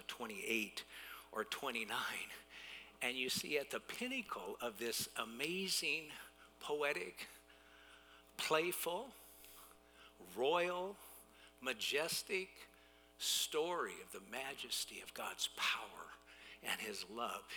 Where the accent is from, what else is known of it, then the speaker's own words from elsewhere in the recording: United States; as American consumers